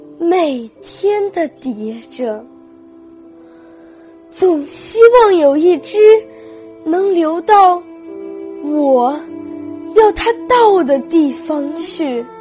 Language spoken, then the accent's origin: Chinese; Wuhan, Hubei, China; 今年十三岁，我来自湖北武汉，是中国地质大学附属学校八年级学生。